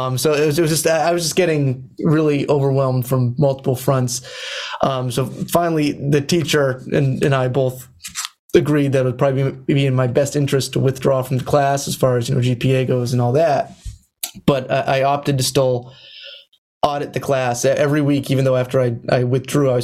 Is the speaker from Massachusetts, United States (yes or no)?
yes; Central Massachusetts, United States; I came from Central Massachusetts, where, you know, the high school I went to had no music program